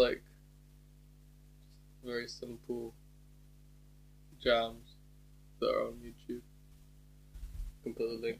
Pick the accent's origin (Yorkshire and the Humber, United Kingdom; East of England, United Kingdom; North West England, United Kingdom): East of England, United Kingdom; Hatfield; moved away as an adult; now in Leeds, United Kingdom; because I'm from Hatfield